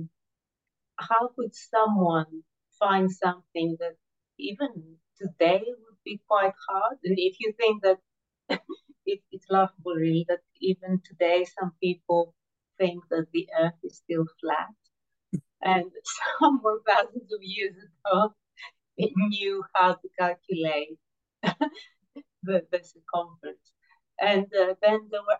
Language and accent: English; Greece; I was born in Greece